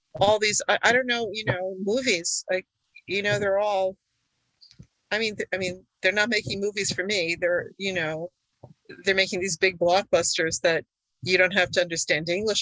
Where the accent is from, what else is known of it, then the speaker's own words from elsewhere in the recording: United States; first language Hungarian; English is a second language; I was born in the U.S., but my parents had just come from Hungary